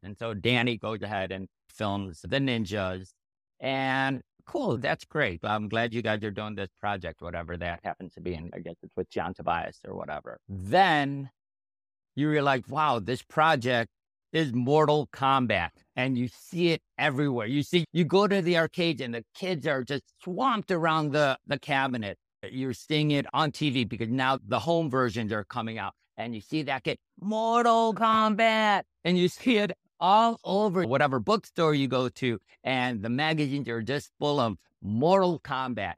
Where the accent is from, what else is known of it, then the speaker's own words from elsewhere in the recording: Chicago area, Illinois, United States; I was born in the Chicago area